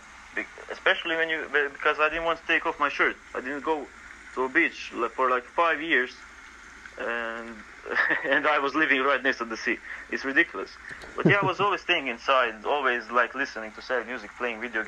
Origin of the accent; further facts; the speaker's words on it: Croatia; I grew up in Croatia. I'm still in Croatia.